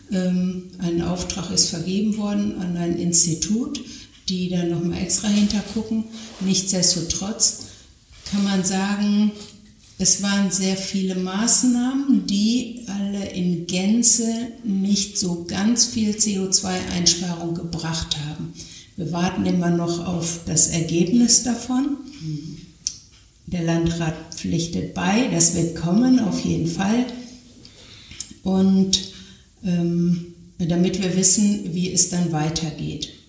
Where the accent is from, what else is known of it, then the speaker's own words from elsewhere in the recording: North Rhine-Westphalia, Germany; ich sage Sauerland, ich komme aus dem Sauerland, ich komme aus einem ähm, gebirgigen Gebiet